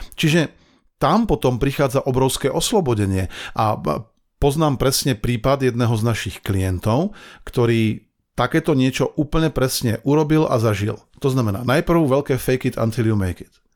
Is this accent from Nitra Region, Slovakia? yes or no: no; Banská Bystrica, Banská Bystrica Region, Slovakia; Ja som chlapec spod Urpína